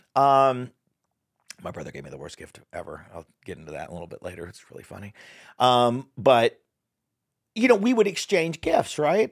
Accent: Dallas, Texas, United States; also born or lived in Hollywood, California; now in Bentonville, United States; I grew up in Texas. People are super sweet there, but it was still a big ta- big city. I lived in the middle of Dallas

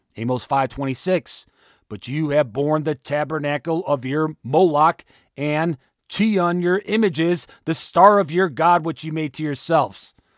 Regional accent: Ohio, United States; my home state of Ohio

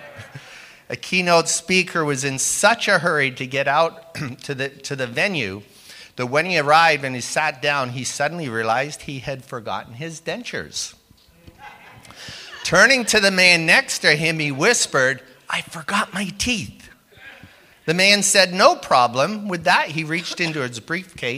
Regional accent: United Kingdom; also born or lived in Canada; now in United States; I am British by birth, which means I'm a British citizen.

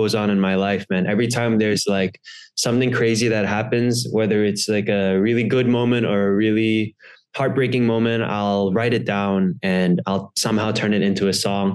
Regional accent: Singapore; also born or lived in United States; I grew up in Singapore, and so I had to do the army over here.

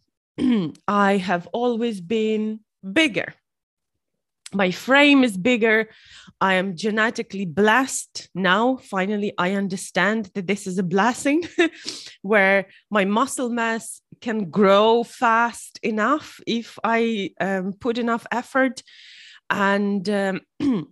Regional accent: Ukraine; moved away as an adult; now in Ireland; I'm also originally from Ukraine, but I've been living in Ireland for the past 8 years

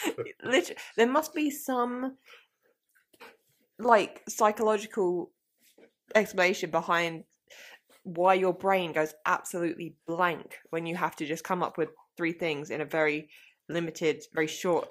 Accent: Kent, South East England, United Kingdom; accent: Kentish; Kentish. Like my lovely Kentish accent that you love so much.

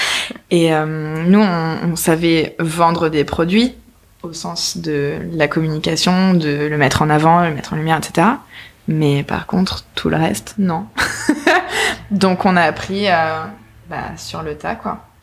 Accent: Nice, Provence-Alpes-Côte d'Azur, France; on vient de Nice

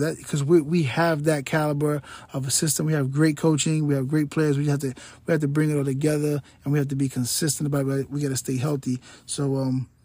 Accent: New York, United States; Me being a New Yorker

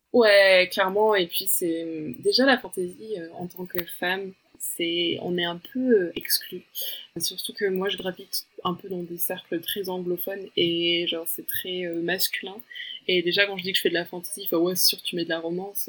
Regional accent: France; je suis brésilienne britannique. Mes parents, euh, c'est leurs origines, et j'ai grandi en France

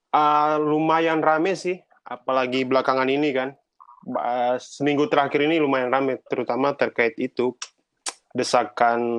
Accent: Southeast Sulawesi, Indonesia; kampung saya di Sulawesi Sulawesi Tenggara saya harus pulang

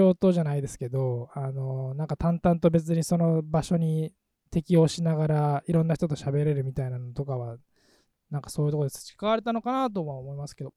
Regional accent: Japan; moved away as an adult; now in New York, United States; 日本にいた時からは多分21で来てる

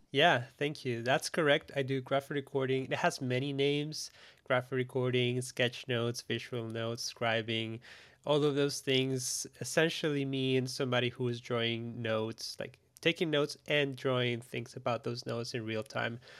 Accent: Costa Rica; born and raised in Costa Rica

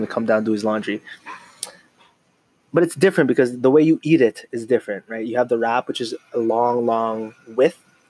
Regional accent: Canada; I was born in Canada, North America

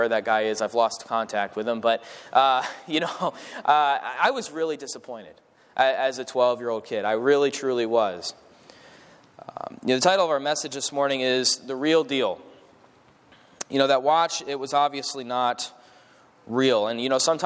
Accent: Allentown, Pennsylvania, United States; I grew up in Allentown, Pennsylvania, which is in the Lehigh Valley area, near Philadelphia on that side of the state

